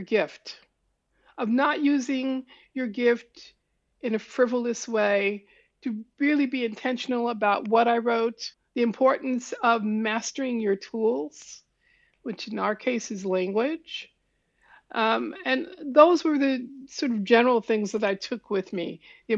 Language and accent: English; New York City, New York, United States; I was born in Harlem